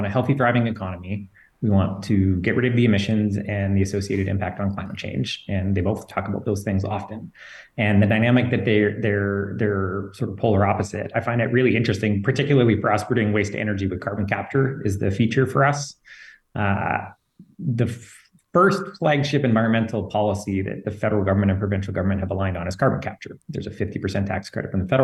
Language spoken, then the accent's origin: English; Fort McMurray, Alberta, Canada; I grew up in Fort McMurray